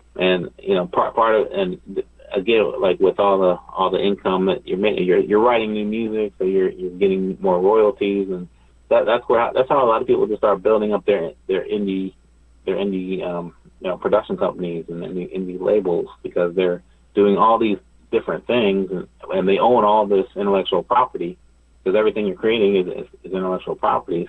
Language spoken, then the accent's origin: English; Ohio, United States; now in Los Angeles, United States; I'm I'm from Ohio originally